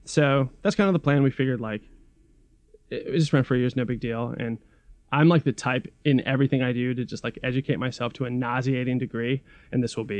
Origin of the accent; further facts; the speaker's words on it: Massachusetts, United States; also born or lived in Pacific Northwest; We're just north of Boston here. I've been a Massachusetts resident for almost 30 years. It's crazy. I moved here right before I turned 10.